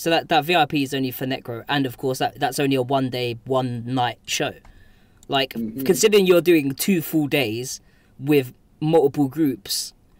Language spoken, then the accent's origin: English; United Kingdom; being British